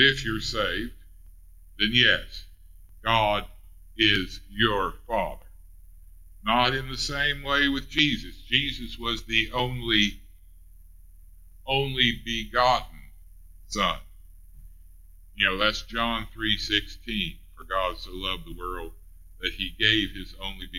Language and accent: English; Ray County, Missouri, United States; accent: Ray County; my Ray County accent